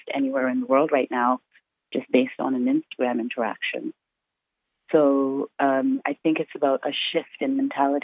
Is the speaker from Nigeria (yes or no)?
yes; Benue, Nigeria; also born or lived in England; now in Canada; that's in Benue State. And I'm from the Tiv tribe